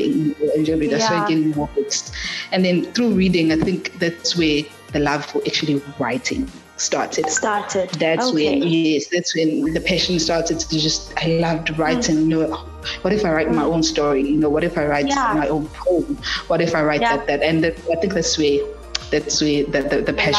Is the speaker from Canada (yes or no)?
no; South Africa; growing up at back in the rural areas, back in Makaya, so to say, back in Pula, yes, I grew up in Pula